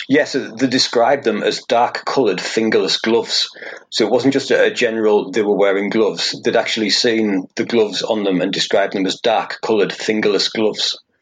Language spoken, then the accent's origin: English; Hartlepool, North East England, United Kingdom; I'm from Hartlepool, so that's the Teesside area, south of Newcastle